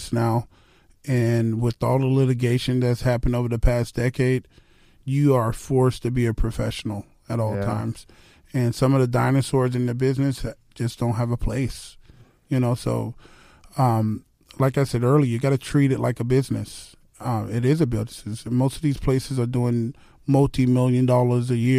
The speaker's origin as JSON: {"language": "English", "region": "South Florida", "country": "United States", "tie": "born or raised there", "also_born_or_lived": "Texas", "said": "I grew up working in the South Florida sun, pouring concrete."}